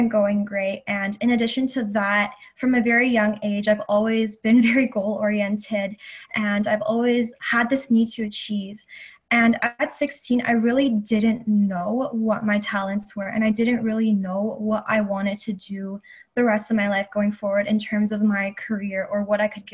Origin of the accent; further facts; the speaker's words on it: Toronto, Ontario, Canada; now in Guelph, Canada; I grew up in the Greater Toronto Area, and that is my hometown. However, I go to school in a city called Guelph